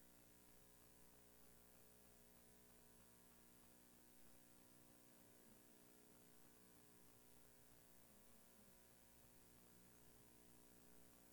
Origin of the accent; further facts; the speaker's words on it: Alliance, United States; moved away; come back to my hometown to speak in Alliance.